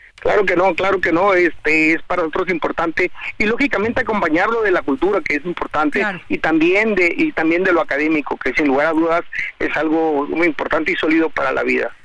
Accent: Tijuana, Baja California, Mexico; yo soy de aquí, de Tijuana, yo aquí crecí, aquí nací

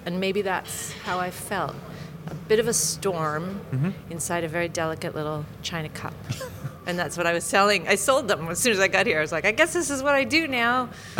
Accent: United States; now in United Kingdom; even though I'm American

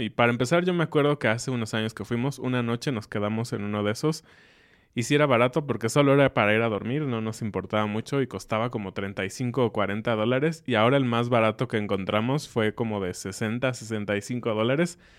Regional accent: Mexico; como buenos mexicanos, cenamos un poco más tarde

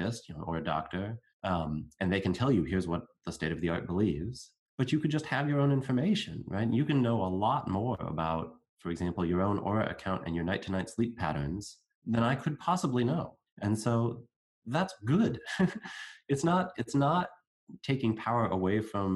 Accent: United States; I'm going to speak as an American, there are certain groups within my country

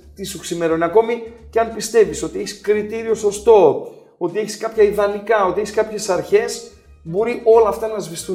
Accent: Greece; also born or lived in Germany; είμαι ε, μεγάλο στη Γερμανία μέχρι τα 6 μου χρόνια. Ήρθα στην Ελλάδα

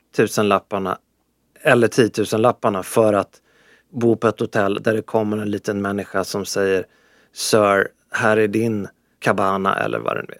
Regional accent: Sweden; jag, jag är från Sverige

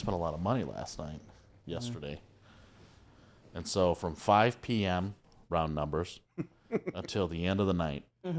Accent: Highland Park, Texas, United States; I say Dallas because nobody else knows, but I'm actually a Highland Park guy.

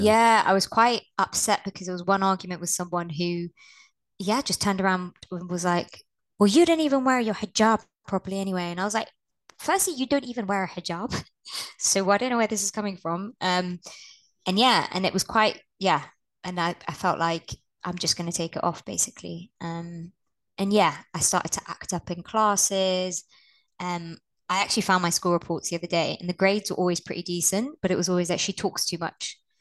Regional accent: Blackburn, North West England, United Kingdom; I was born in Blackburn in the north of England.

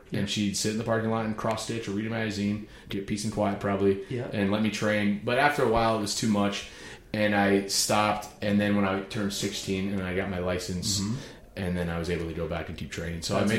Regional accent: outside of Cleveland, Ohio, United States; moved away as an adult; also born or lived in New York City; I grew up outside of Cleveland, Ohio.

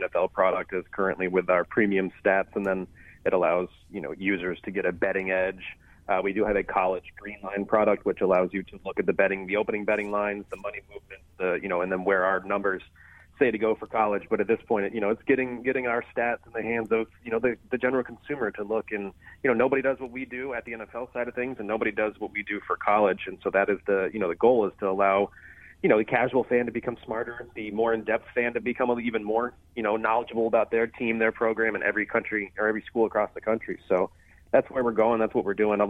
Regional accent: Florida, United States; moved away as an adult; also born or lived in Columbus; now in Cincinnati, United States; I've been in Florida the majority of my life

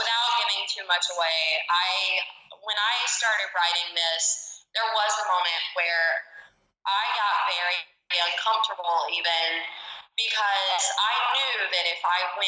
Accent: the South, United States; growing up in the South and in this impoverished community

